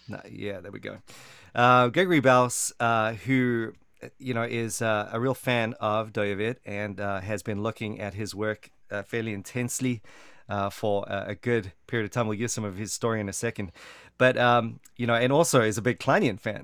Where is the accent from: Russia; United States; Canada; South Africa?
South Africa; I'm from South Africa